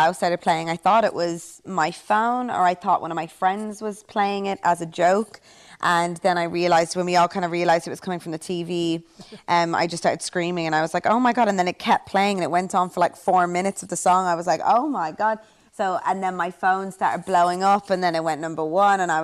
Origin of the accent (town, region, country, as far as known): Ireland